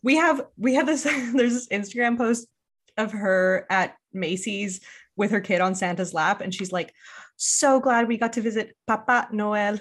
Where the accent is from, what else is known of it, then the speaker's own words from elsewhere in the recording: Quebec, Canada; first language English; even if you're an Anglophone, which I, which I grew up as, you have to go to elementary school almost entirely in French